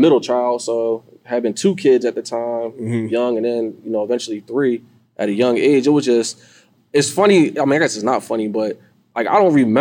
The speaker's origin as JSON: {"language": "English", "town": "Norristown", "region": "Pennsylvania", "country": "United States", "tie": "born or raised there", "moved": "as an adult", "lives_now": "Philadelphia, United States", "said": "I'm actually from Norristown."}